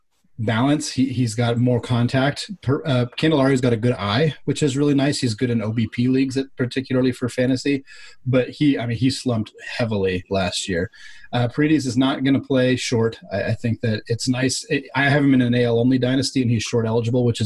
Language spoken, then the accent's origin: English; Oregon, United States; now in Seattle, United States; I grew up in Oregon